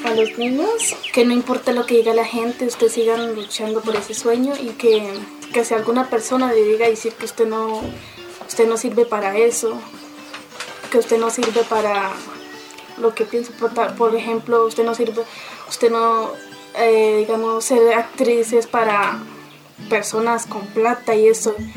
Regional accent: Charalá, Santander, Colombia; now in Riachuelo, Colombia; soy de Charalá, pero vivo acá en el centro de Riachuelo

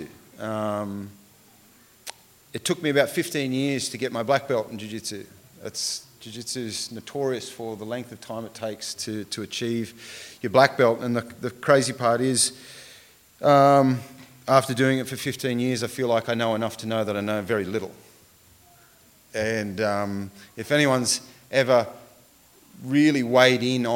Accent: Tumbarumba, New South Wales, Australia; now in Wagga Wagga, Australia; I was born in Tumbarumba, which is about an hour or so away from here up towards the Snowy Mountains

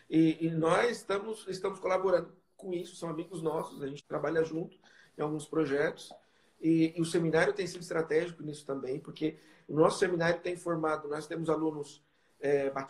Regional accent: Brazil; porque às vezes a gente vem do Brasil, a gente traz né, o nosso o nosso modelo da IPB, né?

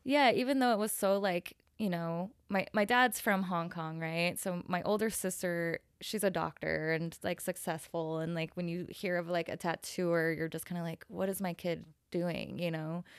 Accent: Salt Lake City, Utah, United States; moved away as an adult; also born or lived in San Francisco; now in Dallas, United States; I grew up in Salt Lake City, Utah. Um, and I left when I was about twenty-two

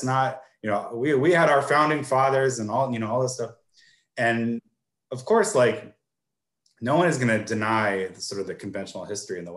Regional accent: United States; as an American

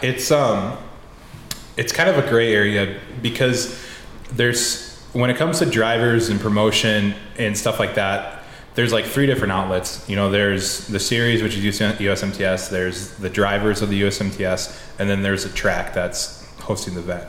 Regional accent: Decorah, Iowa, United States; I went to college in my hometown um, of Decorah.

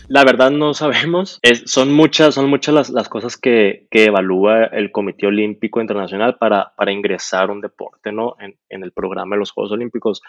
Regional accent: Hermosillo, Sonora, Mexico; moved away as an adult; now in Guadalajara, Mexico; soy de Hermosillo

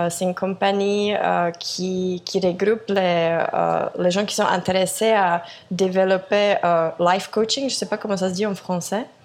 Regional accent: South Korea; French is a second language; je suis de Corée au Équateur, euh, dans une toute petite ville, Vilcabamba.

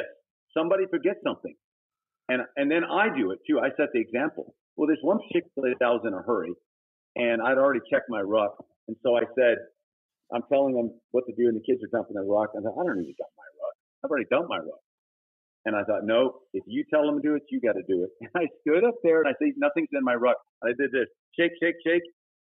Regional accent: Thailand; also born or lived in Texas, United States; I was born in Texas, but when I was 9 months old, we went to Thailand, and I grew up in Thailand.

